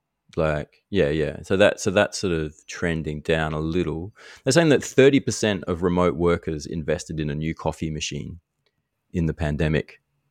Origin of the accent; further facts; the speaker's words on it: Darwin, Northern Territory, Australia; But we grew up in Darwin. Like, how many iced coffees did you have when you were a teenager?